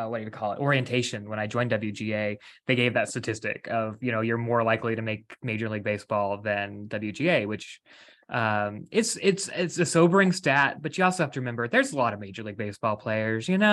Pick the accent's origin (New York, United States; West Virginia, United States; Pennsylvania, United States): West Virginia, United States; also born or lived in Myrtle Beach, South Carolina; now in Los Angeles, United States; I'm originally from West Virginia